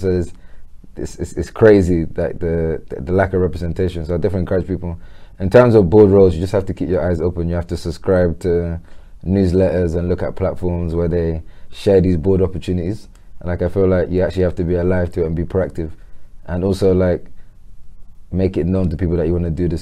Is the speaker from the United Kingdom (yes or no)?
yes; London, United Kingdom; I'm born and raised in Peckham